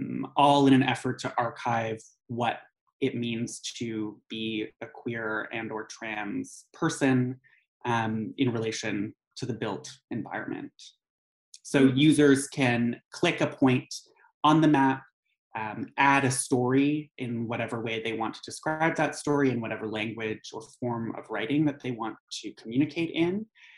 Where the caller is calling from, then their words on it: Montreal, Quebec, Canada; I am calling from Jajage Muniang, or Montreal, which is on the unceded lands and waters of the Ganyangahaga Nation.